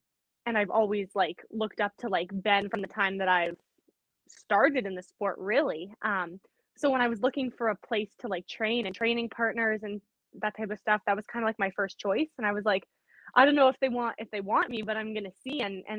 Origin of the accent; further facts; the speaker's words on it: Winnipeg, Manitoba, Canada; Canada. So I'm from Winnipeg, Manitoba. It's like right in the middle.